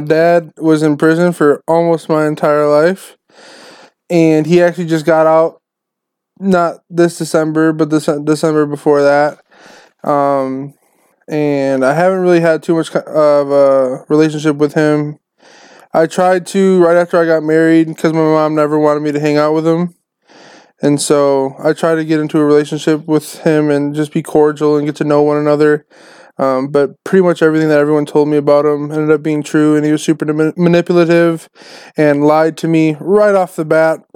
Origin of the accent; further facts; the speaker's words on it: Racine, Wisconsin, United States; now in Idaho, United States; I'm from Wisconsin, right in between Milwaukee and Chicago, in a place called Racine, Wisconsin